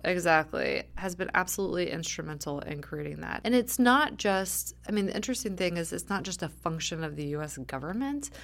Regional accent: suburb of Atlanta, Georgia, United States; I grew up in Georgia in a suburb of Atlanta

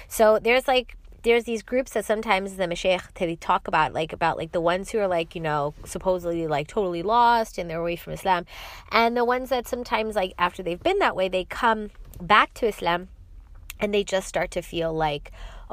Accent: New York City, New York, United States; I am from New York City

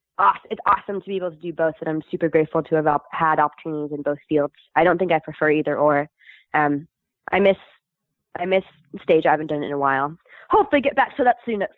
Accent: Canada; moved away; also born or lived in Scotland; As a Canadian

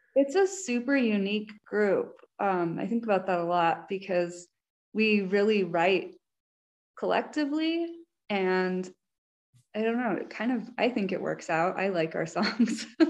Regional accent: New Mexico, United States; I grew up in New Mexico

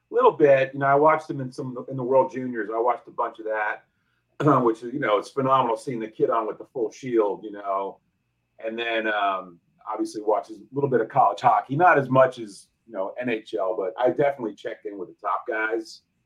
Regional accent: New Jersey, United States; also born or lived in Northern Virginia; now in Virginia, United States; I live in uh, Northern Virginia. I grew up in Jersey

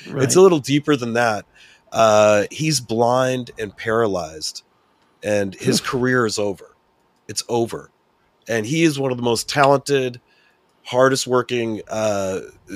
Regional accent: California, United States; I'm from California.

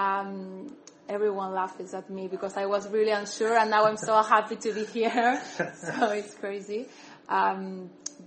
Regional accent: Buenos Aires, Argentina; moved away as an adult; now in Brighton, United Kingdom; I'm from Buenos Aires, from the city of Buenos Aires

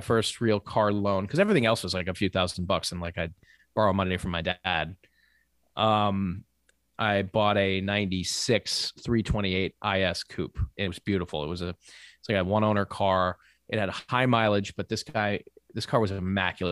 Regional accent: Maine, United States; I'm from Maine

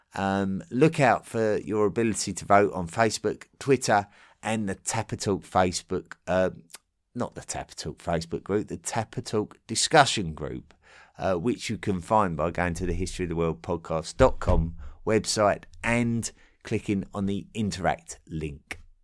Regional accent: Essex, East of England, United Kingdom; I'm an Englishman from Essex, uh, in England, near London.

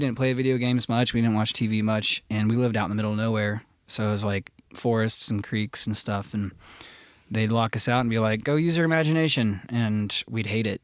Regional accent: north of Cincinnati, Ohio, United States; also born or lived in Florida / Los Angeles; I'm from Ohio. I'm from, I was raised in the country north of Cincinnati

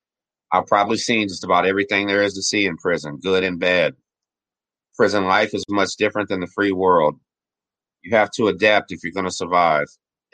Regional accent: Texas, United States; I'm 40 years young, and I was born and raised in Galveston County, Texas.

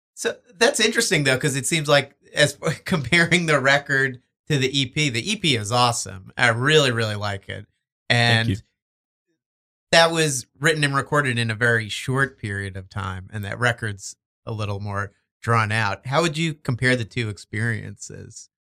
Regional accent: Verona, New Jersey, United States; I'm from Verona, like Montclair oh, area.

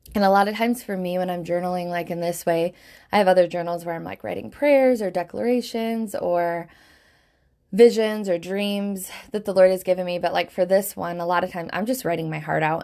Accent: Michigan, United States; Michigan, where I live, my home state in the United States

